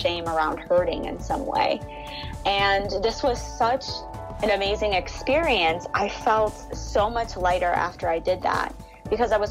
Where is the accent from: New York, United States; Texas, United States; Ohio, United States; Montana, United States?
Ohio, United States; Cleveland; moved away as an adult; now in Los Angeles, United States; I'm originally from Cleveland, Ohio